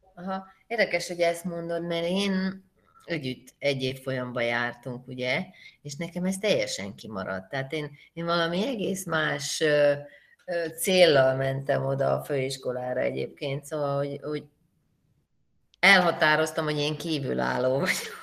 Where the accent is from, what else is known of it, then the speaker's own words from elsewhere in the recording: Hungary; én vidéken nőttem fel